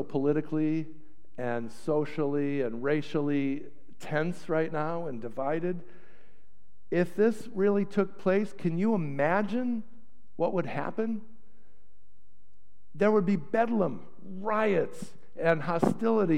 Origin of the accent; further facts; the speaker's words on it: Chicago, Illinois, United States; moved away as an adult; also born or lived in Potomac, Maryland; I'm from Chicago